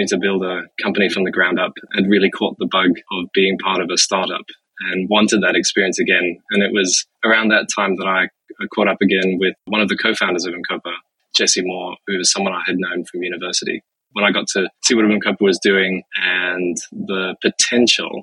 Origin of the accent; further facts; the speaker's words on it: Zimbabwe; moved away as an adult; also born or lived in United States; I'm Zimbabwean. I was born and raised in Zimbabwe.